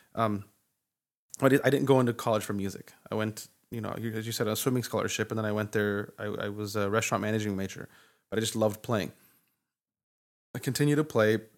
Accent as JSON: {"language": "English", "town": "Santa Fe", "region": "New Mexico", "country": "United States", "tie": "born or raised there", "said": "growing up in Santa Fe"}